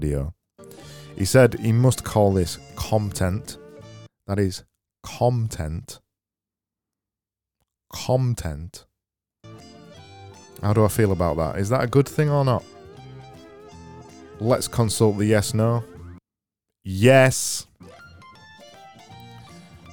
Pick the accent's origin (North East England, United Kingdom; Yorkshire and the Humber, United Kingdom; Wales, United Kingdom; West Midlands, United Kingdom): Yorkshire and the Humber, United Kingdom; I know I say it weird. I'm from Yorkshire. I say everything weird.